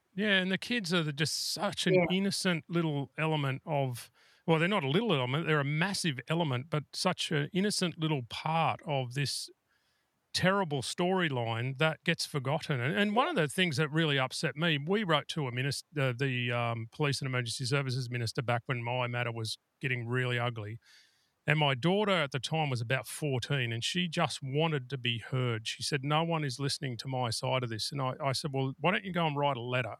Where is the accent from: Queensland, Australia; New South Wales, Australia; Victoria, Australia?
New South Wales, Australia; I'm from New South Wales